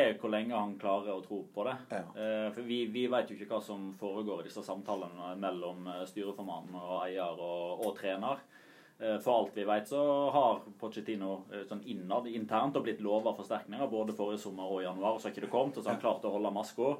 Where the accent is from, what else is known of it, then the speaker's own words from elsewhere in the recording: Odda, Vestland, Norway; jeg er fra Odda